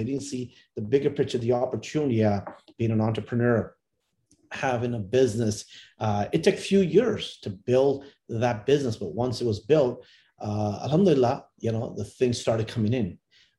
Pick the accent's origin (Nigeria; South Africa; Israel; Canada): Canada; born or raised there; also born or lived in India